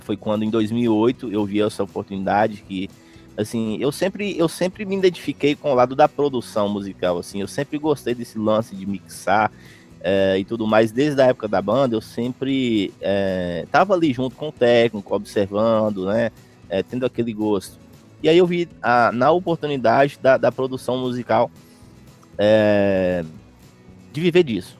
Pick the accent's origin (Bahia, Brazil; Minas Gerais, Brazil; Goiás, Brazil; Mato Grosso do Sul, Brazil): Minas Gerais, Brazil; interior of; eu sou do interior de Minas Gerais